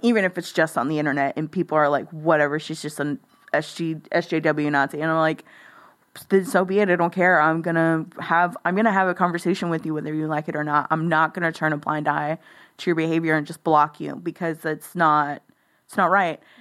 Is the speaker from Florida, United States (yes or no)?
no; Live Oak County, Texas, United States; moved away as an adult; also born or lived in Corpus Christi, Texas; now in Austin, United States; I'm from a rural county. Like that's where I grew up. I grew up in Live Oak County.